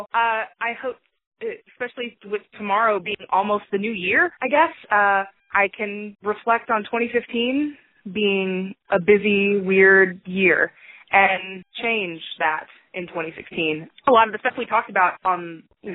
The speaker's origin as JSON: {"language": "English", "town": "Cypress", "region": "Texas", "country": "United States", "tie": "born or raised there", "lives_now": "Dallas, United States", "said": "I grew up in North Houston, Cypress, and it was a lot of fun"}